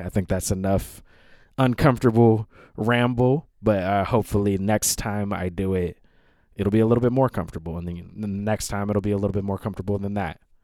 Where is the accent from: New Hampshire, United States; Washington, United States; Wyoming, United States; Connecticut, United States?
Washington, United States; Seattle; moved away; also born or lived in Bushwick, New York; I'm in Seattle, Washington. It's my final night here. This is my hometown.